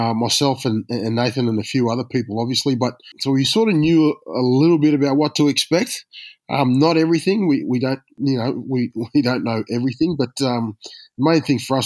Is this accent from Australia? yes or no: yes; Australia; being an Aussie